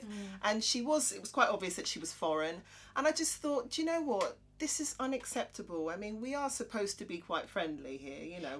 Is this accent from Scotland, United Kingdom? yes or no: no; Croydon, London, United Kingdom; I'm from Croydon